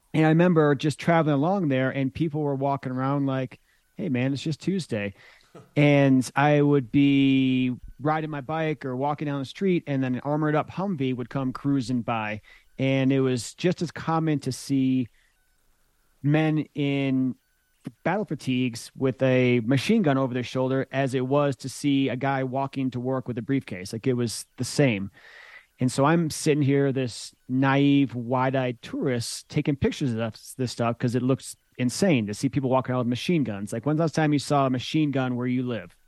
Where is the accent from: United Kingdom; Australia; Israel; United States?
United States; Michigan; moved away as an adult; also born or lived in Boulder, Colorado; growing up in Michigan